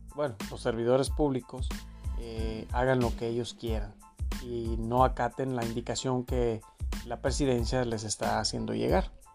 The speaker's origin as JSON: {"language": "Spanish", "country": "Mexico", "said": "somos eh, mexicanos dignos de, de con orgullo decir que nuestro país es una potencia económica"}